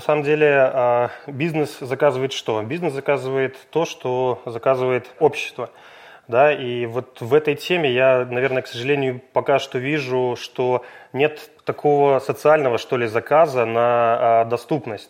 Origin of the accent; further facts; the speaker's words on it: Minsk, Belarus; живу в Минске